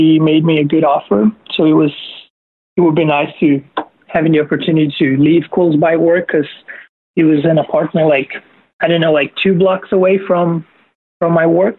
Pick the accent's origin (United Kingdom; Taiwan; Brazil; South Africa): Brazil; I'm actually from Brazil